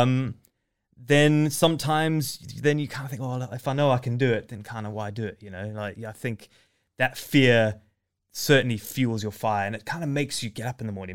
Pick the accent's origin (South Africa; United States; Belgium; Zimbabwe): Zimbabwe; moved away; I was born in Zimbabwe, uh, it, to a game ranger dad who used to live in the bush